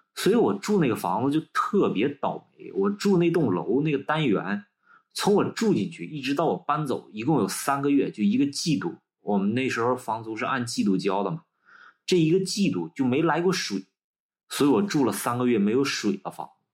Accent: Changchun, Jilin, China; moved away as an adult; also born or lived in Dalian / Beijing; 我们长春那边儿管这个词叫插间儿

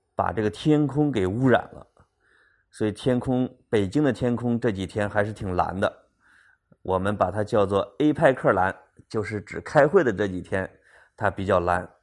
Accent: China; 我们中国人招待朋友的那份热情

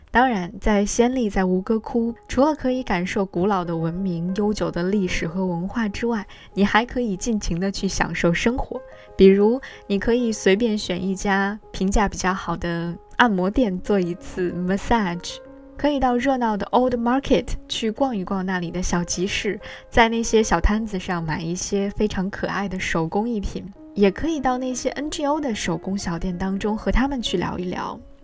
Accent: China; 我们中国人

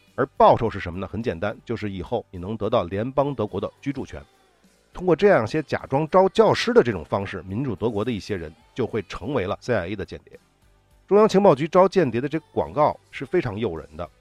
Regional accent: China; 我们中国人说的仙人跳

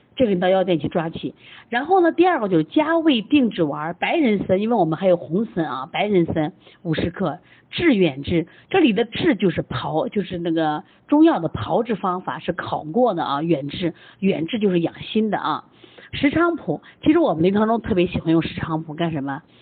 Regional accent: China; 我们中国人

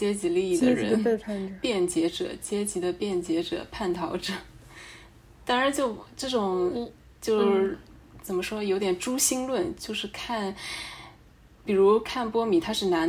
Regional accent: China; 就是我们中国人就不是很想承认的那种民族劣根性

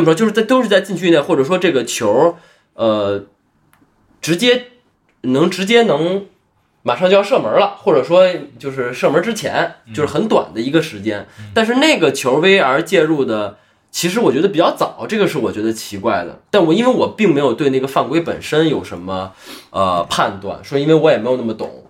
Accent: Beijing, China; 我是一个北京人

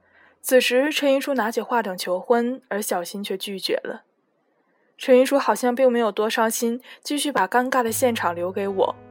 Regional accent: Fujian, China; 你明知道我是福建人，还让我当主持人，你是让我上去搞笑的吗？

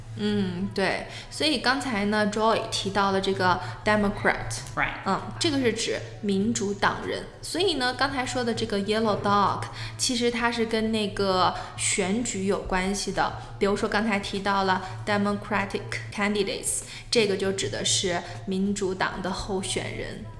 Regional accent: China; 我们作为中国人嘛，我们都属于黄种人

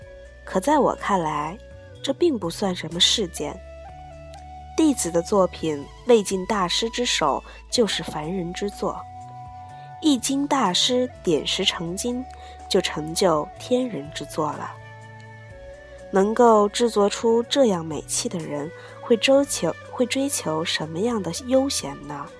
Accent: Hangzhou, Zhejiang, China; 因为以行书题名的黄奕为八西陵八家之一， 算是我们杭州人了。

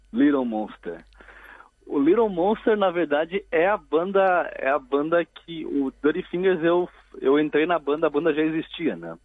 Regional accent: Curitiba, Paraná, Brazil; moved away as an adult; eu sou de Curitiba, então lá eu toquei em cerca de umas três ou quatro bandas desse período dos 14 até eu me mudar para cá quando eu tinha uns 24 anos

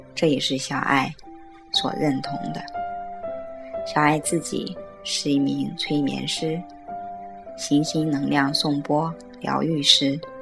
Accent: Johor Bahru, Johor, Malaysia; 我们的家乡新山

